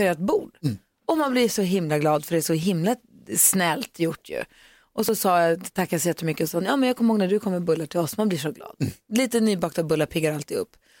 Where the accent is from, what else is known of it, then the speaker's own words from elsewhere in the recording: Luleå, Norrbotten County, Sweden; moved away; i Luleå där jag kommer från så är det inte så mycket blommor i träd